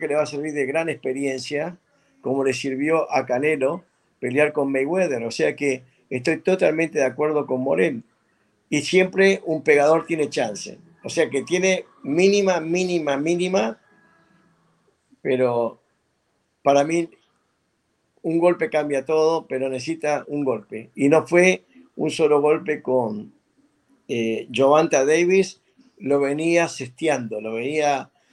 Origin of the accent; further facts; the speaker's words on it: Uruguay; now in United States; en mi país, en Uruguay